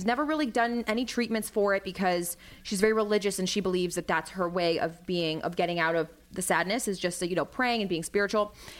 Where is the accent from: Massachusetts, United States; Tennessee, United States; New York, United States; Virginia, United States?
Virginia, United States; Arlington; We're from Arlington.